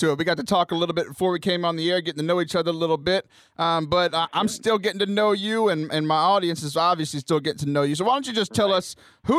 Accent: Texas, United States; born or raised there; also born or lived in Southern Louisiana

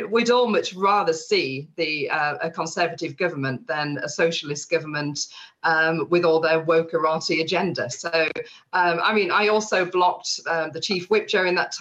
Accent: Yorkshire and the Humber, United Kingdom; I'm a Yorkshire woman and I've been brought up to be honest and blunt

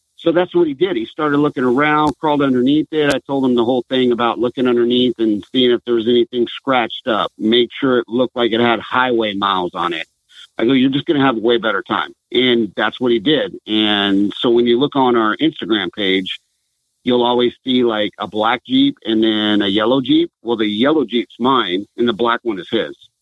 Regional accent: Southern California, United States; moved away as an adult; now in Washington, United States; I'm originally from Southern California.

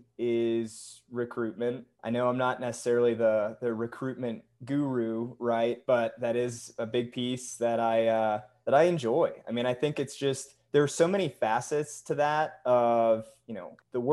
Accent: New Hampshire, United States; now in Salt Lake City, United States; It's what I grew up on back in New Hampshire

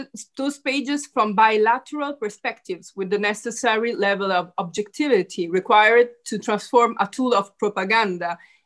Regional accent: Italy

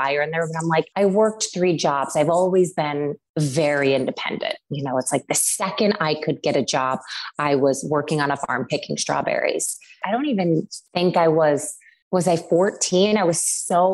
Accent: Syracuse, New York, United States; I grew up in Syracuse, New York.

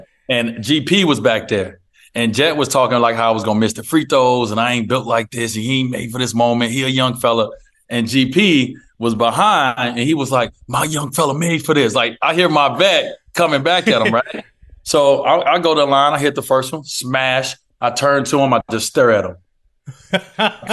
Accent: United States; As an American, I'm the minority as an American

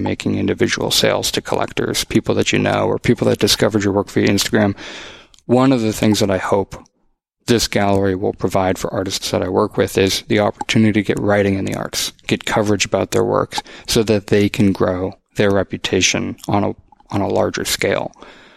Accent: Boston, Massachusetts, United States; moved away as an adult; also born or lived in Los Angeles; now in Austin, United States; growing up in the Boston area, living in LA for a little bit

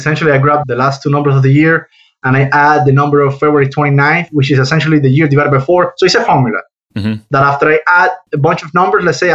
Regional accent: Havana, Cuba; moved away as an adult; now in United States; I was born and raised in Cuba, in Havana, Cuba

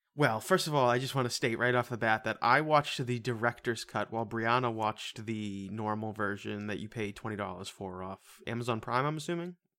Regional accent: United States; we are American around here

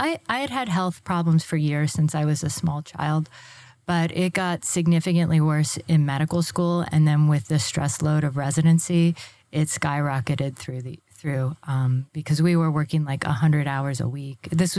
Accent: Florida, United States; That's true. I'm a native Floridian.

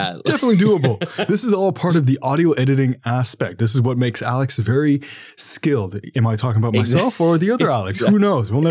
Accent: Canada; you and I are both Canadian

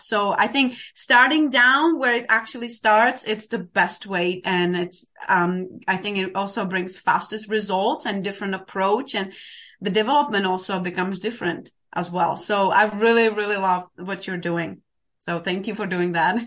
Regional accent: Czechia; moved away as an adult; now in Denver, United States; I'm originally actually from Czech Republic, but I've been living in the States for almost twenty years now.

